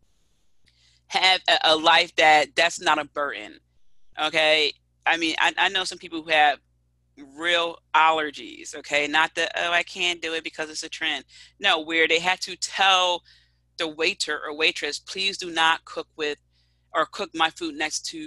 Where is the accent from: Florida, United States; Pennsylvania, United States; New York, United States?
Pennsylvania, United States; Philadelphia; I'm already from Philadelphia.